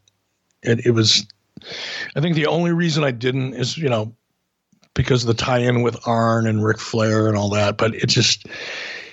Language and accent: English; Detroit, Michigan, United States; I grew up in Detroit.